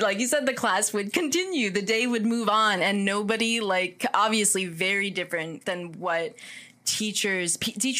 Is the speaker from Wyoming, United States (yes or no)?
no; Lyndhurst, New Jersey, United States; when I was in Jefferson School in Lyndhurst, New Jersey